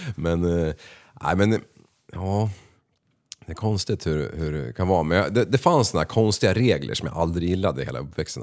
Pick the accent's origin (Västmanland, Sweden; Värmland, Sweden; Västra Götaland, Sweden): Västmanland, Sweden; Västerås; jag är född i Västerås eh, eh, och uppvuxen på ett område som heter